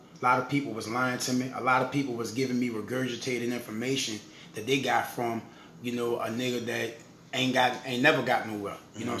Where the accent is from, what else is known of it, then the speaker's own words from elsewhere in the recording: New Orleans, Louisiana, United States; I do a lot of things in the community in my hometown, New Orleans.